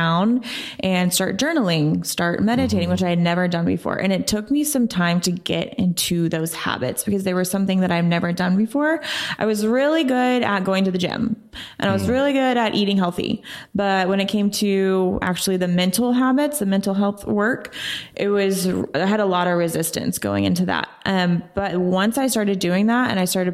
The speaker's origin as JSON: {"language": "English", "town": "Oklahoma City", "region": "Oklahoma", "country": "United States", "tie": "born or raised there", "also_born_or_lived": "San Diego, California", "moved": "as an adult", "said": "I'm born and raised in Oklahoma City"}